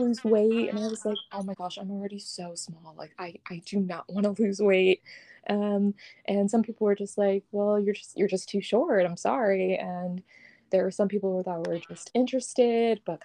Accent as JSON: {"language": "English", "region": "New York", "country": "United States", "moved": "yes", "said": "I was originally from New York"}